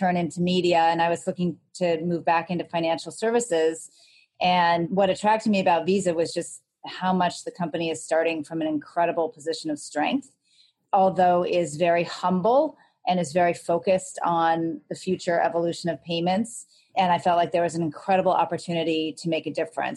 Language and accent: English; Los Angeles, California, United States; moved away as an adult; also born or lived in New York; I grew up in Los Angeles